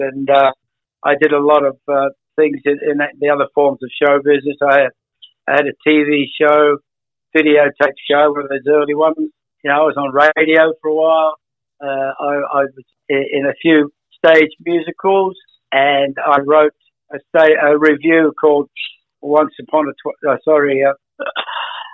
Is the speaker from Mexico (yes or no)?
no; Australia; I'm not an American, I'm an Australian